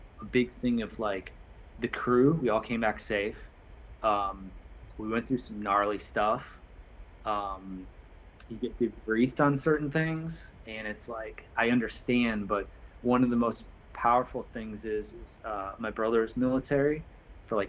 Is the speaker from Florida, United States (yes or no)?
yes; Altamonte Springs, Florida, United States; I'm like, Altamont Springs